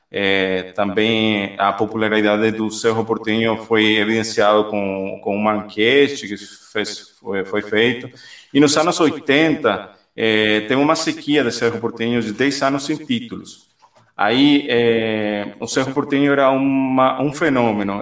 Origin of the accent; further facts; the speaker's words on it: Guairá, Paraguay; moved away; fiquei parte da minha infância é, no Guairá, que é na parte central do Paraguai